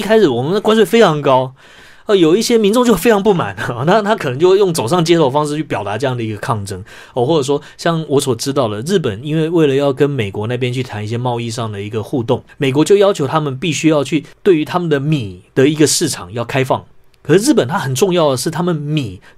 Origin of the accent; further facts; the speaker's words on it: Taiwan; 我们作为一个台湾人